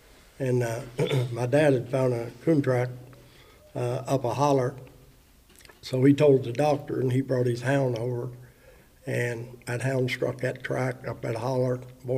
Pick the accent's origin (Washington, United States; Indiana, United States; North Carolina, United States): Indiana, United States; Cambridge City; I'm from Cambridge City, Indiana